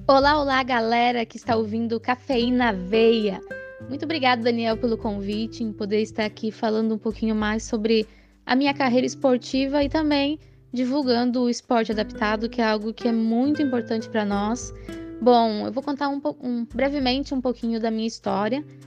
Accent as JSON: {"language": "Portuguese", "region": "Santa Catarina", "country": "Brazil", "moved": "yes", "said": "desde que eu saí de Santa Catarina, deixei lá a minha família"}